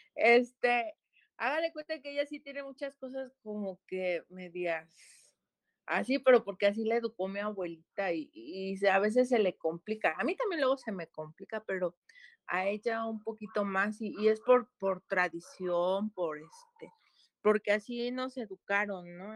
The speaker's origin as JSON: {"language": "Spanish", "town": "Cuautla", "region": "Morelos", "country": "Mexico", "said": "mayoría somos de aquí de Cuautla, ¿no? Somos cuatro maestros de Cuautla"}